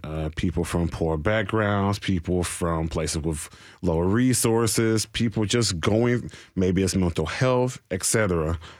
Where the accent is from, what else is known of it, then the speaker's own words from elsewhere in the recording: Nashville, Tennessee, United States; I'm from Nashville proper